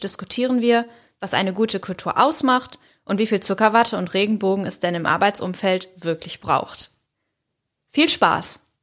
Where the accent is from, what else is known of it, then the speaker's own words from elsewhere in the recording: Leverkusen, North Rhine-Westphalia, Germany; Ich komme aus Leverkusen